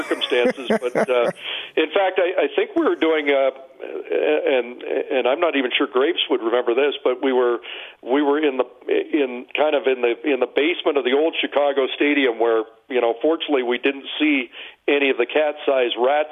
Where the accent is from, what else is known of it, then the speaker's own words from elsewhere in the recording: Brampton, Ontario, Canada; I'm from Brampton